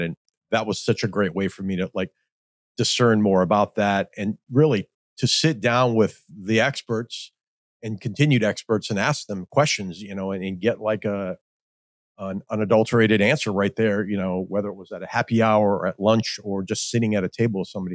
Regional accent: Midwest, United States; I grew up in the Midwest

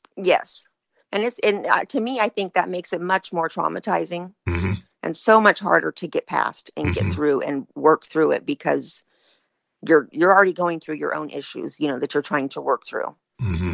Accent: Northern California, United States; I'm from Northern California

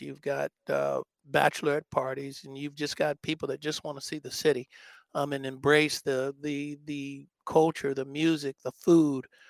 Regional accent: Oakland, California, United States; that's my hometown

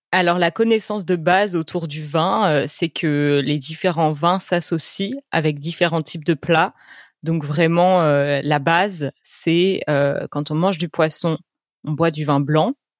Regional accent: France; en tant que Français

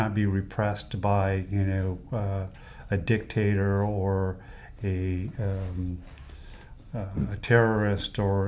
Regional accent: United States; as an American

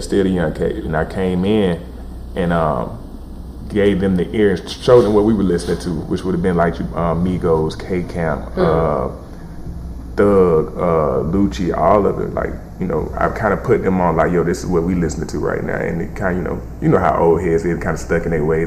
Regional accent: Columbus, Georgia, United States; I'm from the 706 Columbus, Georgia, man. South Georgia, country nigga

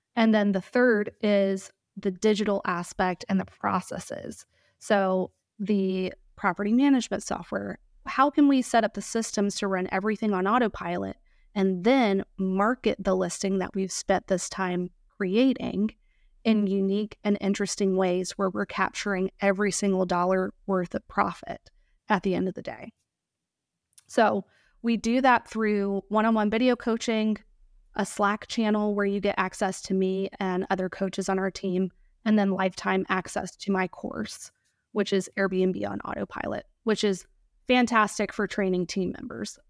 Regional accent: Georgia, United States; moved away; also born or lived in Virginia Beach, Virginia / Chesapeake, Virginia; I grew up in Georgia

